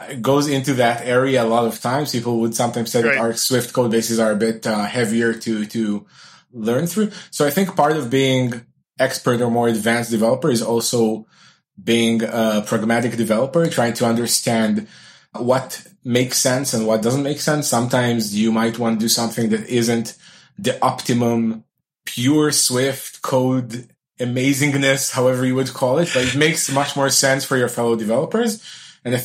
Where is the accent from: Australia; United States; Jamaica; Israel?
Israel; I'm from Israel